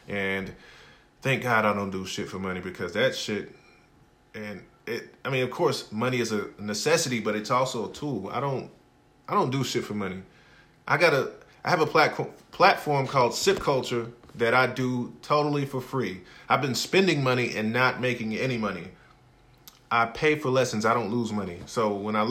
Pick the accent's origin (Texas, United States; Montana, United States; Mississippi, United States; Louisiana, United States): Mississippi, United States; Hattiesburg; I am from Hattiesburg, Mississippi, a small town